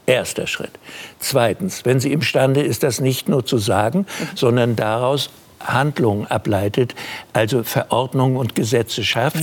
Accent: Germany; ich bin im Krieg geboren und gehöre zu den Deutschen

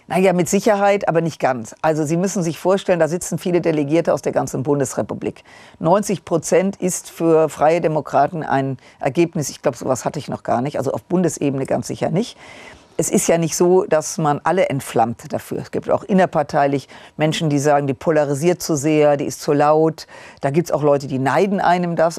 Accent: Rhineland, Germany; ich als Rheinländerin

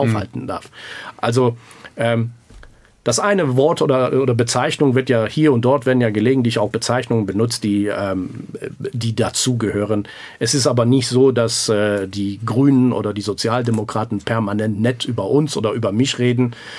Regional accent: Grevenbroich, North Rhine-Westphalia, Germany; also born or lived in Iran; ich bin im Iran geboren, aber ich, ich, bin ein Deutscher, ich bin äh, ein Grevenbrocher

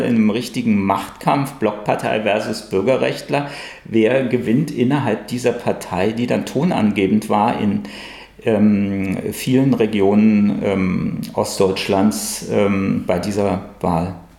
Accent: Hesse, Germany; moved away; dass meine Karriere wirklich im Westen angefangen hat, wo ich aufgewachsen bin, in Hessen.

